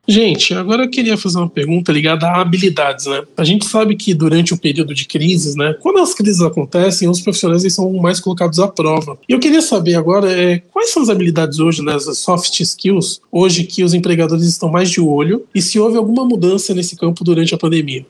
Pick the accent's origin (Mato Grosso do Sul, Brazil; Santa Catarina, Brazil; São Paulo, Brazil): São Paulo, Brazil; Santos; Eu sou de Santos, né? Eu nasci em Santos, morei em Santos toda a minha vida.